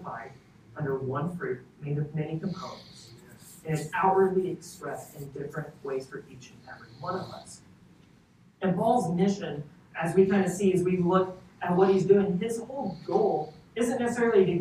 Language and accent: English; Kentucky, United States; now in Texas, United States; I come from Kentucky